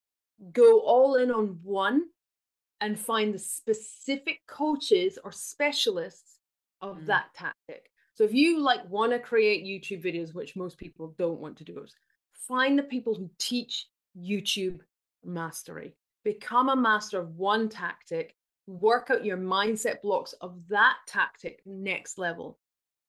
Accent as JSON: {"language": "English", "country": "United Kingdom", "said": "I'm British"}